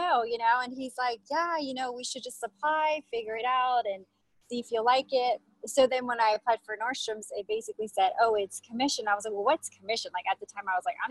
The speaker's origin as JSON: {"language": "English", "region": "California", "country": "United States", "also_born_or_lived": "Los Angeles", "moved": "as an adult", "lives_now": "Las Vegas, United States", "said": "I'm originally from California"}